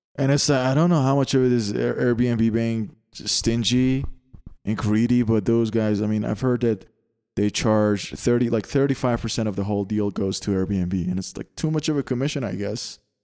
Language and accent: English; Canada; moved away; I come from Canada and it's, uh, it's the land of taxes